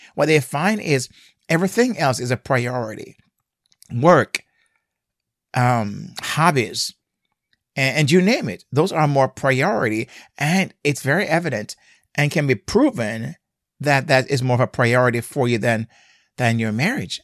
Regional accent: Jamaica; now in United States; growing up in Jamaica, I drove on the left side

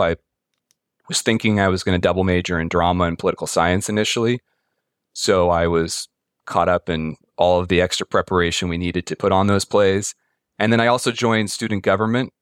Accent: Pacifica, California, United States; I grew up in Pacifica, which is on the coast, a little bit south of San Francisco

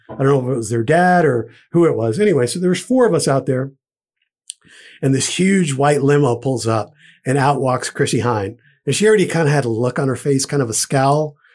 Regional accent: Providence, Rhode Island, United States; where I grew up in Providence in Rhode Island

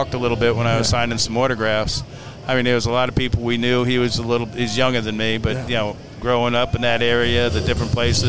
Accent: Island Park, New York, United States; born or raised there; moved away as an adult; now in Kansas City, United States

